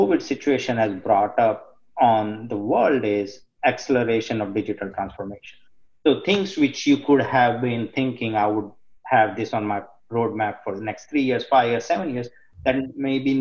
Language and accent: English; India; growing up in India, in the community where I am from